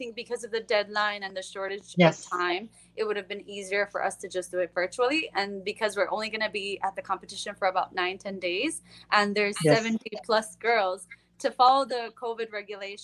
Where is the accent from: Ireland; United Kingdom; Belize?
Belize; from Belize